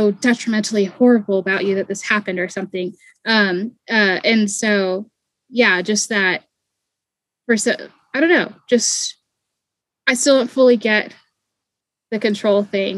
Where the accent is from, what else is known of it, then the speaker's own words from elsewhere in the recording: East Coast, United States; now in Southern US; I was raised on the East Coast too.